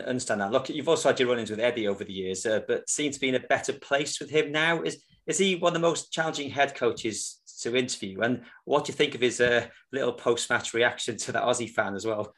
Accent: Wales, United Kingdom; being a Welshman

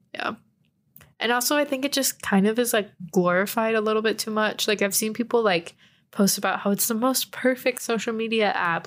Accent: San Antonio, Texas, United States; moved away; I'm from San Antonio, Texas

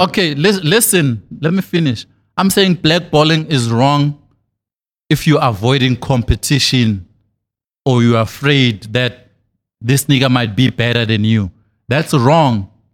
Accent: Thokoza, Gauteng, South Africa; I'm from Thokoza in the East Rand

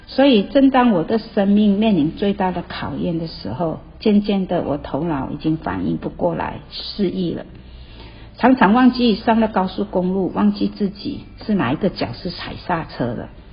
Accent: Malaysia; moved away as an adult; now in Taiwan; 我来自马来西亚，我在台湾已经三十几年

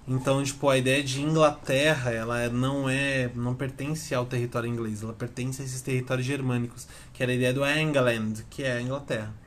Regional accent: Brazil; a gente é brasileiro

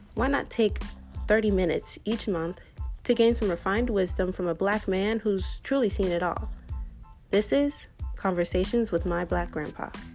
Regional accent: United States; As a young black girl growing up in America

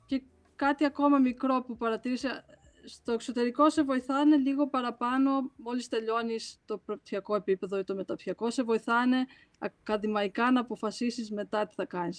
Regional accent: Crete, Greece; μεγαλώσαμε στην Κρήτη

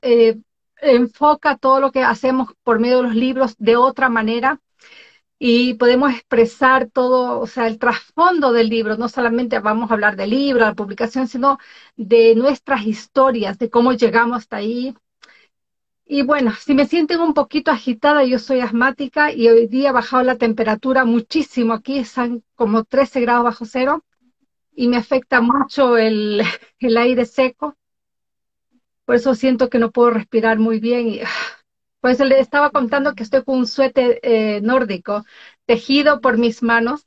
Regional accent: Galápagos, Ecuador; now in Oslo, Norway; soy de Ecuador, nacida en Galápagos, vivo en Noruega, Oslo, Noruega, desde hace muchos años atrás

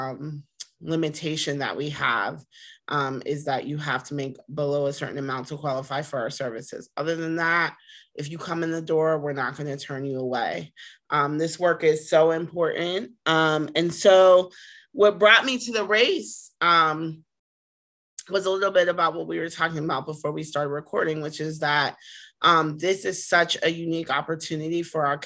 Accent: Pittsburgh, Pennsylvania, United States; also born or lived in Washington, D.C.; I'm from Pittsburgh, born and raised from on the east side

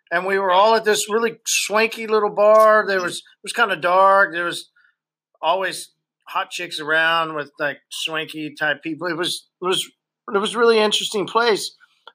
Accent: Oklahoma, United States; since we're from Oklahoma

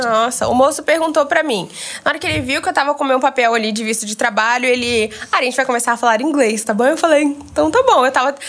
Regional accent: Goiânia, Goiás, Brazil; also born or lived in Brasília; eu venho de Goiânia, mas eu nasci em Brasília, então sou brasiliense

